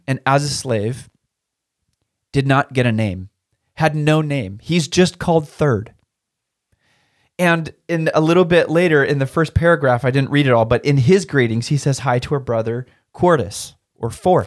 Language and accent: English; Turner, Oregon, United States; when I was growing up in Turner, Oregon was like a thousand people